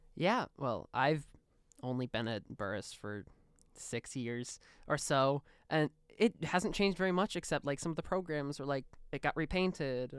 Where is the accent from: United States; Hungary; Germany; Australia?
United States; Chicago, Illinois; now in Muncie, United States; I grew up in Chicago. I was born in Chicago, lived in the city for